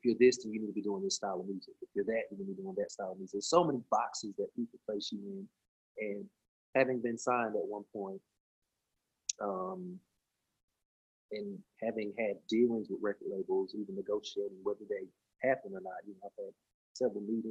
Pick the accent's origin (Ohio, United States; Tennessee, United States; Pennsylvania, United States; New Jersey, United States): Tennessee, United States; Cleveland; I'm from Cleveland, Tennessee. I am country